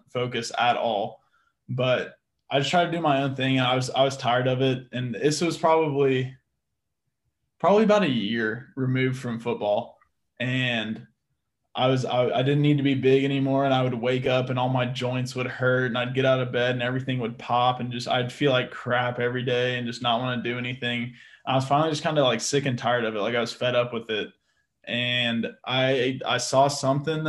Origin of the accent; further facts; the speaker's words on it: Austin, Texas, United States; also born or lived in Seguin; now in San Antonio, United States; I'm originally from Austin. I'm in San Antonio now